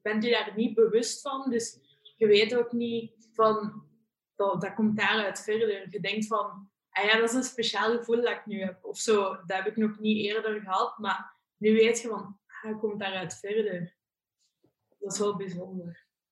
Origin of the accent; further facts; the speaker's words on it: near Leuven, Flanders, Belgium; also born or lived in Hasselt; Ik kom uit Bezemaan, dat ligt ongeveer bij Leuven.